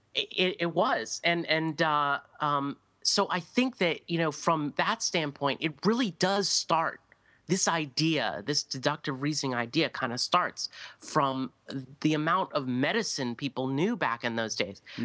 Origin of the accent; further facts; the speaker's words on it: United States; speaking as an American here, but we don't sit and read books